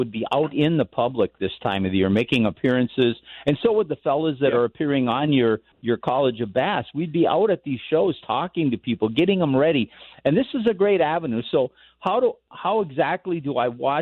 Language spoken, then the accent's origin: English; Minnesota, United States; now in Colorado, United States; growing up in Minnesota and then living in Colorado, the two places I've lived